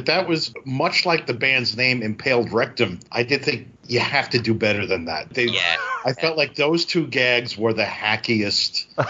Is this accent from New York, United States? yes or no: yes; New York City, New York, United States; growing up in Brooklyn at the time, I remember this vividly.